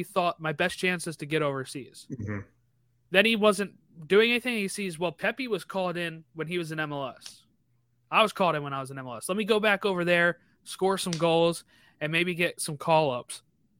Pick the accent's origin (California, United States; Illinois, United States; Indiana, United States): Illinois, United States; I can get Chicago because I'm from Illinois.